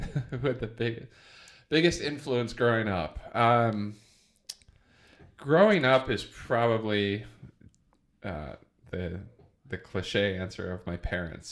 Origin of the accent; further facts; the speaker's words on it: Iowa, United States; I grew up in Iowa, in small town Iowa